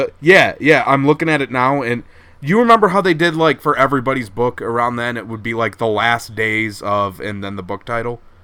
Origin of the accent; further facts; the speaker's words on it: Minnesota, United States; accent: Midwestern; I'm Minnesotan